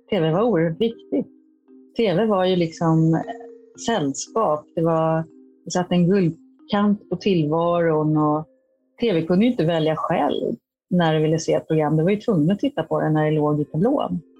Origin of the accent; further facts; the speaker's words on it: Hollywood, California, United States; now in Sweden; Jag kommer från USA och Hollywood där det är konstant.